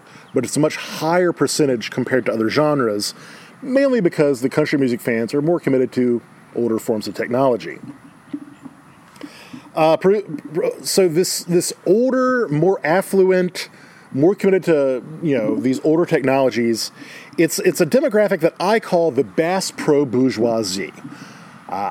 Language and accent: English; Baton Rouge, Louisiana, United States; Growing up in Baton Rouge